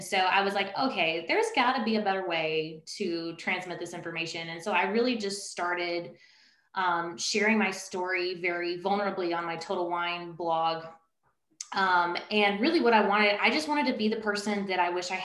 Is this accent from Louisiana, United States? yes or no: yes; Baton Rouge, Louisiana, United States; now in Northern Virginia, United States; I'm originally from Baton Rouge.